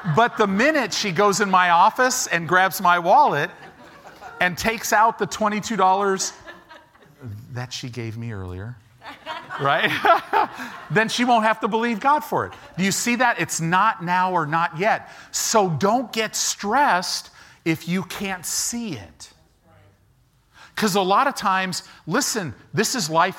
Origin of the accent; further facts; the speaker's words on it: Illinois, United States; moved away; also born or lived in Southern California; I grew up in Illinois.